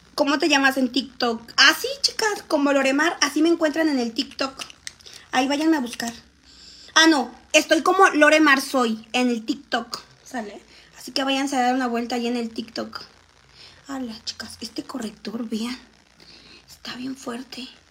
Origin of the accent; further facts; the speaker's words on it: Xalapa, Veracruz, Mexico; now in Mexico City, Mexico; De Ciudad de Jalapa, chicas. Pero ahorita vivo en Ciudad de México